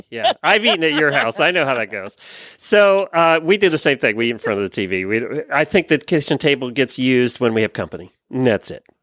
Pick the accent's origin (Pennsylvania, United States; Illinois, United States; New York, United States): Pennsylvania, United States; born or raised there; now in Ocala, United States